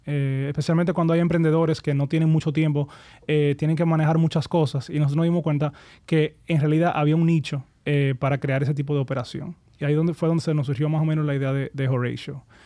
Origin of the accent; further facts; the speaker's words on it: Santo Domingo, Distrito Nacional, Dominican Republic; also born or lived in Miami / United States; nos mudamos aquí a Santo Domingo. Entonces yo, yo sí crecí en Santo Domingo